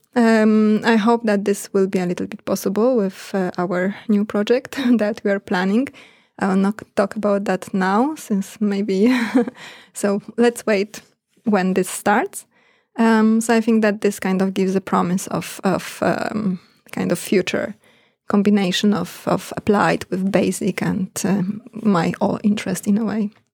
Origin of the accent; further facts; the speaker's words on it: Poland; moved away as an adult; also born or lived in Bergen, Norway / Australia; now in Norway; I'm from Poland